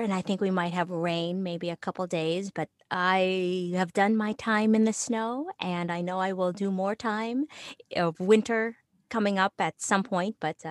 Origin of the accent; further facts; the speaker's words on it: Philippines; And since I'm Filipino, I just immediately thought, oh, I can do that.